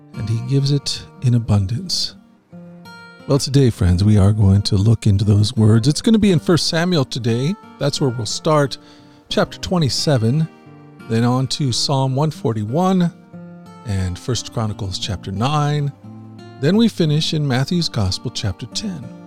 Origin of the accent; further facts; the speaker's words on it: Philippines; now in Cambodia; I'm a Filipino missionary living in Cambodia